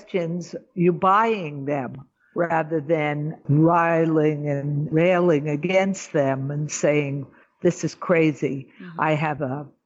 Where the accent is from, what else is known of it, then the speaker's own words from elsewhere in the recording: New York, United States; moved away as an adult; now in Israel; I'm a New Yorker.